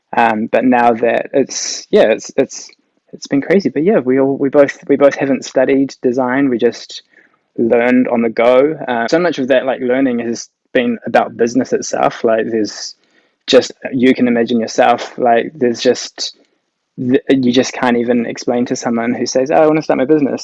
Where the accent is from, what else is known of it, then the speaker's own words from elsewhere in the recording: Whangarei, Northland, New Zealand; moved away as an adult; also born or lived in Auckland; now in Papamoa, New Zealand; I grew up in Whangarei.